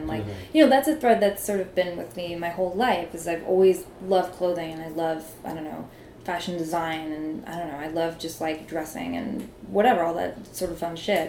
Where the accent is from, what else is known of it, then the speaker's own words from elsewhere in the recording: Pennsylvania, United States; I'm from Pennsylvania, and I had, like, a super unglamorous, like, life growing up